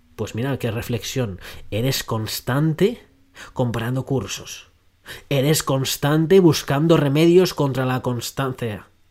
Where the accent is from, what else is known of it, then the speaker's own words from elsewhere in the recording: Madrid, Community of Madrid, Spain; now in Australia; yo soy de Madrid, aunque vivo en Australia, pero me crié en Madrid